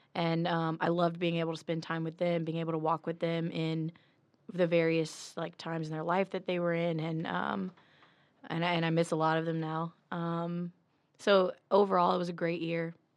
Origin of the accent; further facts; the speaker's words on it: South Louisiana, United States; moved away; I'm from South Louisiana